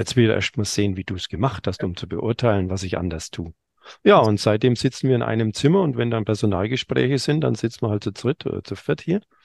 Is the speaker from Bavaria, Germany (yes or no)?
yes; Franconia, Bavaria, Germany; bei uns in Franken